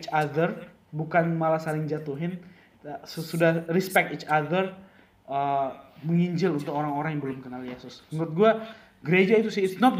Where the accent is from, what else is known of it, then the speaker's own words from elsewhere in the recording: South Sulawesi, Indonesia; ada gereja yang kecil maksudnya di kampung gua dari Toraja gereja di kampung nggak ada komunitasnya cuma datang seminggu sekali ya